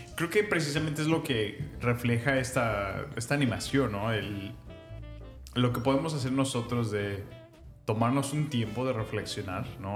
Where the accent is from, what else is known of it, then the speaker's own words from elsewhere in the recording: Salamanca / León, Guanajuato, Mexico; moved away; yo me mudé de Salamanca eh, a la ciudad, digamos, más grande, que era León, y yo me mudé a la entré a la secundaria